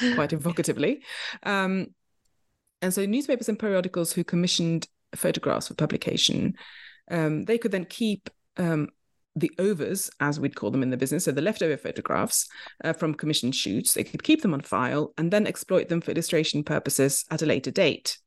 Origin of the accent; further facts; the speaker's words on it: Oslo, Norway; moved away as an adult; also born or lived in London, United Kingdom; I grew up in Oslo, Norway